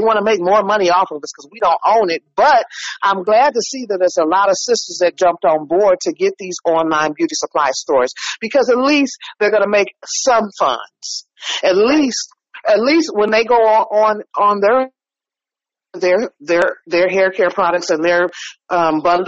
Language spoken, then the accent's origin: English; San Francisco, California, United States; now in Oakland, United States; I'm in Oakland now. I was born and raised in San Francisco